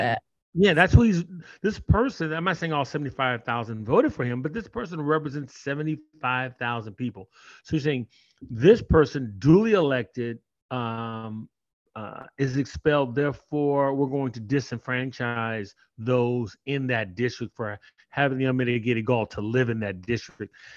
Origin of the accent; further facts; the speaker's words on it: Oakland, California, United States; I'm originally from Oakland